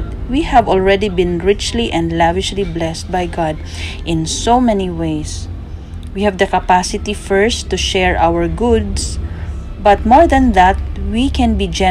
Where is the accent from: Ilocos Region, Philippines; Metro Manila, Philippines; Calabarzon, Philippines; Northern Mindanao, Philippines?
Northern Mindanao, Philippines; Cagayan de Oro; from Philippines